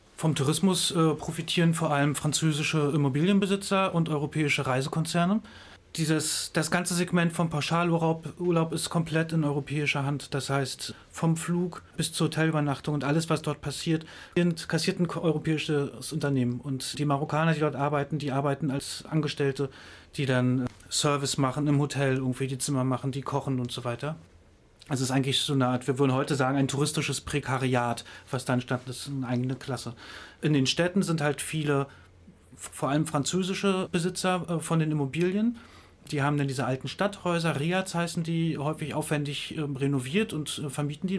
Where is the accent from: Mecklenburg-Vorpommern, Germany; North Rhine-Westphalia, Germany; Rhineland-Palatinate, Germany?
Mecklenburg-Vorpommern, Germany; Greifswald; ich komme aus Greifswald